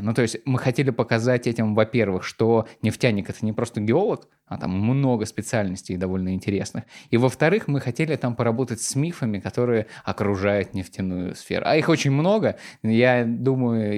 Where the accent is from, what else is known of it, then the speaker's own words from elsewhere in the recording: Volgograd, Volgograd Oblast, Russia; now in Saint Petersburg, Russia; я парень из Волгограда, из окраины Волгограда, который переехал в Петербург и устроился в Газпром